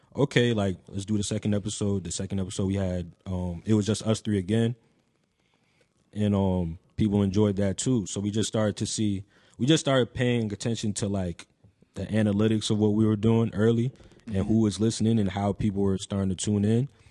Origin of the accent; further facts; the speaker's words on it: Franklin, New Jersey, United States; I'm from Somerset, well, specifically Franklin, New Jersey